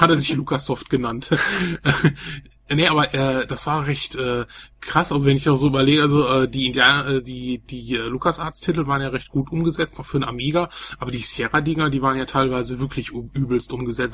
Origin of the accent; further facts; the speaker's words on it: Velbert, North Rhine-Westphalia, Germany; bei uns in Felbert so ein Laden